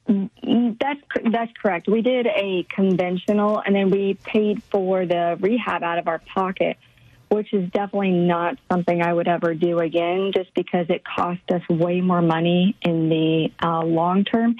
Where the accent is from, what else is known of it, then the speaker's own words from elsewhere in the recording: Midwest, United States; moved away as an adult; now in Dallas Fort Worth, United States; I grew up in the Midwest with um, definitely traditional Midwest